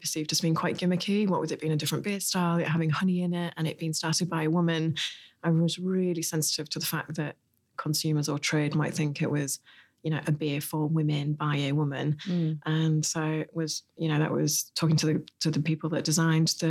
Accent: Hull, Yorkshire and the Humber, United Kingdom; So I'm from Hull in northeast England, so in East Yorkshire.

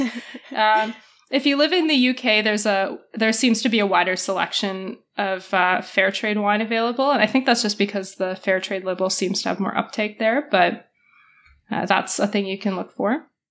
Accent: Alberta, Canada; I was born there

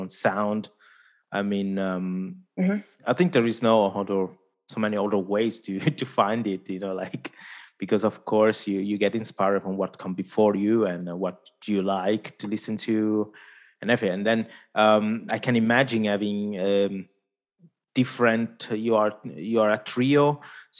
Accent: Italy; first language Italian; English is a second language; Italian, my mother tongue

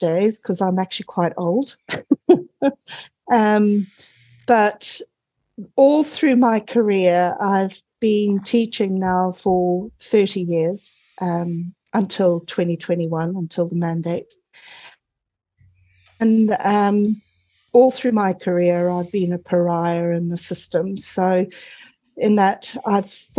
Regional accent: Zimbabwe; moved away as an adult; also born or lived in Cape Town, South Africa / United Kingdom; now in New Zealand; I was actually born in Zimbabwe during the War of Independence

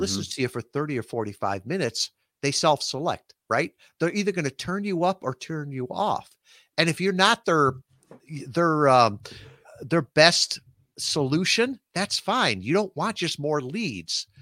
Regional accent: Midwest, United States; moved away as an adult; a Midwestern kid, never been more than a hundred miles from my hometown

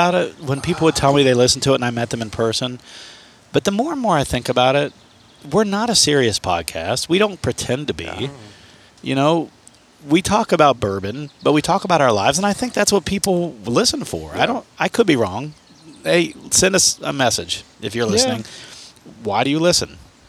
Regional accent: United States; moved away; someone else had tagged me in a post from my hometown

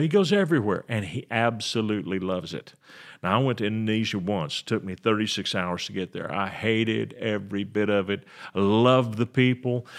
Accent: United States; I'm an American guy

